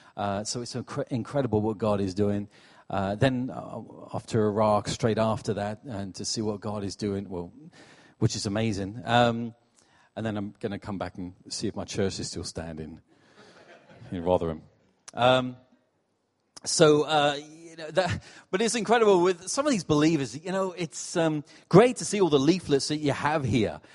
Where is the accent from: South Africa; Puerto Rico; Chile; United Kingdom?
United Kingdom; Portsmouth, South East England; moved away as an adult; also born or lived in New York City; now in Rotherham, United Kingdom; I'm from Portsmouth originally. I'm, I'm not from up north.